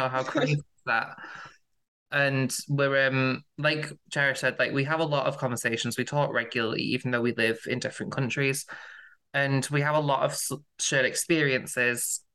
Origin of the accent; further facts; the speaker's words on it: near Manchester, North West England, United Kingdom; accent: northerner; You can tell from the accent I'm from the UK. I'm from near Manchester, so I'm a northerner.